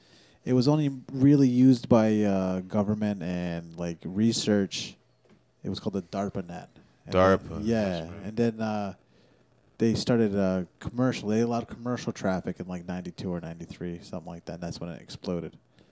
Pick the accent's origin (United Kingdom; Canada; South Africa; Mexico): Mexico; Chiapas; now in United States; no, we grew up in the fucking mountains and came over with the Home Depot truck too, but we're from Chiapas. We're like fucking real Indians.